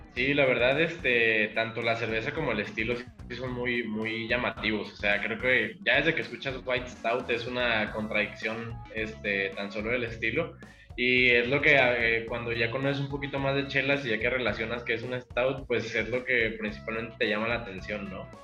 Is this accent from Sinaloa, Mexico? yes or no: no; Michoacán, Mexico; now in Jalisco, Mexico; Yo soy de Michoacán